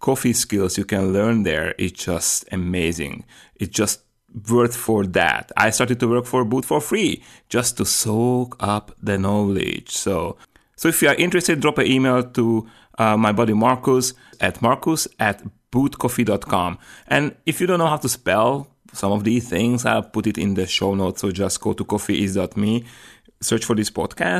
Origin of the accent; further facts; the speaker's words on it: Slovakia; English is a second language; now in California, United States; I'm coming from Slovakia